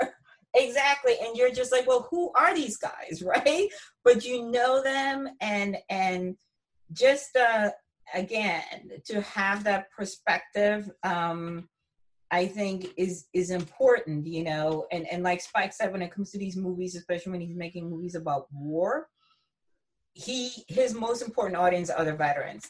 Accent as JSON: {"language": "English", "town": "Lawrenceville", "region": "New Jersey", "country": "United States", "tie": "born or raised there", "also_born_or_lived": "Princeton", "said": "I grew up in Lawrenceville"}